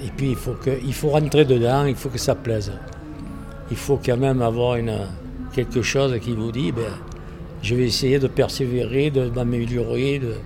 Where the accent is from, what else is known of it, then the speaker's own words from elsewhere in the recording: Provence-Alpes-Côte d'Azur, France; accent: Provençal; Oui, je suis provençal, oui. Euh, d'origine italienne, bien sûr